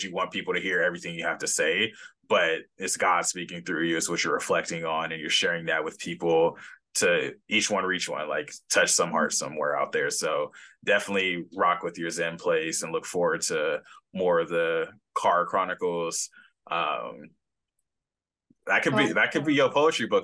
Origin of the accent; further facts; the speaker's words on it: Los Angeles, California, United States; moved away as an adult; now in San Diego, United States; I'm from Los Angeles